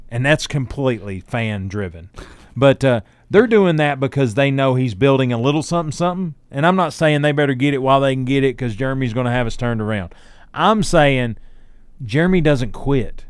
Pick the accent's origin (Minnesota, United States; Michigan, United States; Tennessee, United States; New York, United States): Tennessee, United States; Newport; my hometown? Yeah. Newport.